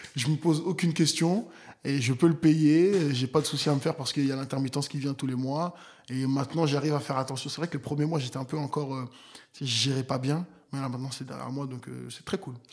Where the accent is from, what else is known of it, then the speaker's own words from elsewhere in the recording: Nantes, Pays de la Loire, France; moved away; j'ai grandi à Nantes. Donc voilà, c'est là où j'ai grandi